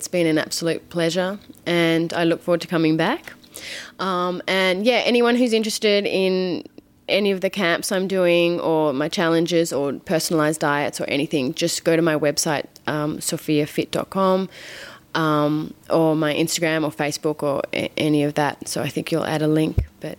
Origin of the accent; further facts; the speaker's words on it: Australia; accent: Australian; moved away as an adult; on the phone to my family back in Australia, they all laugh at me because I'm like British. I'm like, no, I'm not. So I want to keep my Australian accent for as long as I can, but I've been living here for 9 years